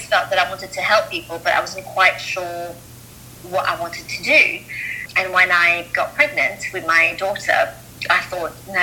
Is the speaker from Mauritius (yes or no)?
yes; Mauritius; moved away as an adult; also born or lived in Melbourne, Australia; now in London, United Kingdom; I grew up in Mauritius, and you know, then at 18, I moved to Australia.